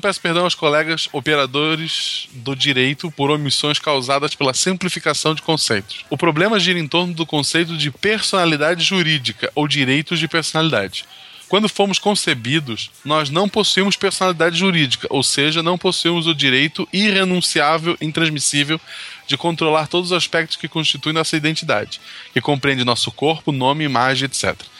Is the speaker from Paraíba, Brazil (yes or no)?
no; Florianópolis, Santa Catarina, Brazil; also born or lived in São José, Santa Catarina; eu sou de Florianópolis, né, é Do lado, eu vivi em São José por vários motivos aleatórios